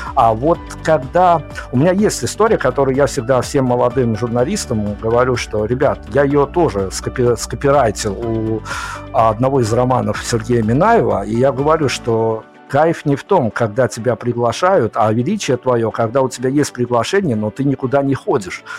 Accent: Belarus; я вот из Беларуси

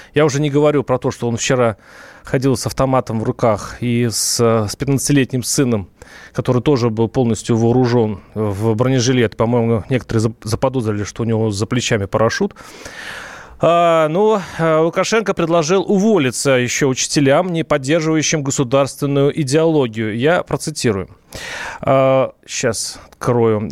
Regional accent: Russia; я вернулся из Белоруссии домой, в Россию

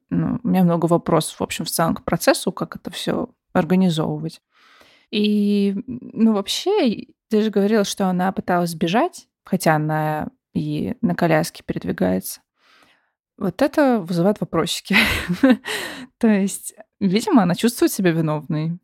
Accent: Russia; мы родились в России

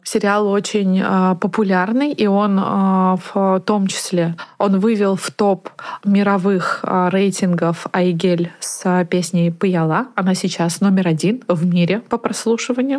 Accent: Naberezhnye Chelny, Tatarstan, Russia; moved away; also born or lived in Moscow; я из 56 комплекса. А так как родители работали у большинства моих сверстников на заводе КАМАЗ

